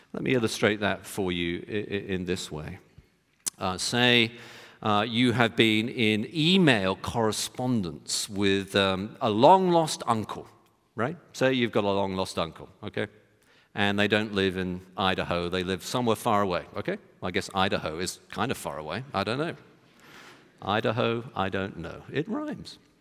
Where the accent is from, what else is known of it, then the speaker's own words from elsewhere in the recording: United Kingdom; moved away; in my home country, United Kingdom